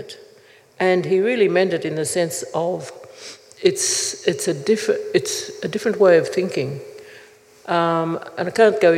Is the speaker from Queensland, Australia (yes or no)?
yes; Gold Coast, Queensland, Australia; also born or lived in Brisbane; I was born in Brisbane, but grew up on my father's people's land on the Gold Coast